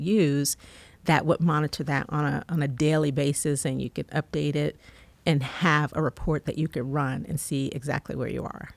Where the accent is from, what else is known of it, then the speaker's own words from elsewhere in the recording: College Park, Georgia, United States; also born or lived in North Carolina; I grew up here in Georgia